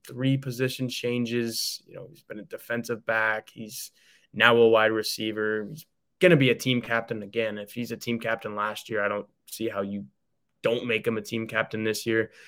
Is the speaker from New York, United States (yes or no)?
no; Texas, United States; moved away; I'm from Texas.